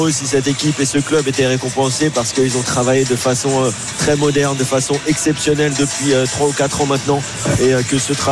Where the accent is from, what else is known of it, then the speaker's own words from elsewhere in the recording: Paris, Île-de-France, France; Je viens de Paris aussi, moi je viens de Paris de 7ème